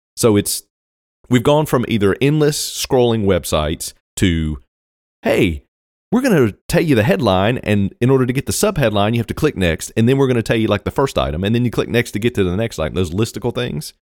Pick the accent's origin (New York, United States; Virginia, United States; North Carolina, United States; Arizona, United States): Virginia, United States; I grew up in Virginia, so it's Virginia.